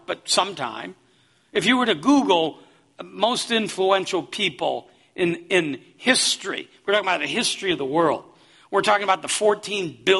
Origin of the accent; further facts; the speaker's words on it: Davenport, Iowa, United States; I'm from Davenport, Iowa